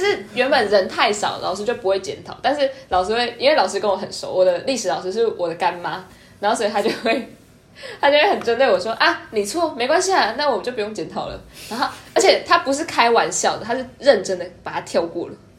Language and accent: Chinese; Nantou County, Taiwan; 我是南投的乡下嘛